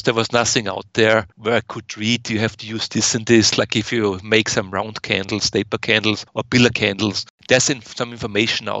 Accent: Austria; moved away as an adult; now in United States; I was born in Austria and I lived for over 30 years in Austria before I came over to the US.

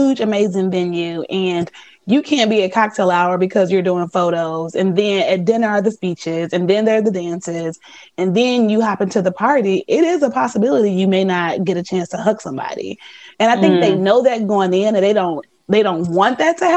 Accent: Chicago, Illinois, United States; I'm from the Chicagoland area.

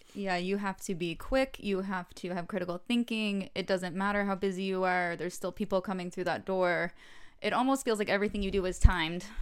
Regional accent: Atlanta, Georgia, United States; moved away as an adult; now in Los Angeles, United States; I'm from Atlanta. I was born and grew up there

